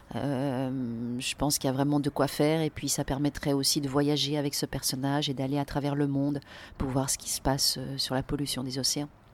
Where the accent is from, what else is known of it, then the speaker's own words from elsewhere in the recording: Lausanne, Vaud, Switzerland; moved away as an adult; now in Paris, France; En Suisse, au bord du lac Léman, à Lausanne.